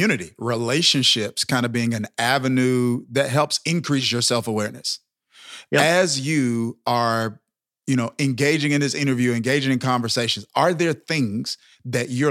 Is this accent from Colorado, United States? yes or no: no; Mississippi, United States; I'm born and raised in Mississippi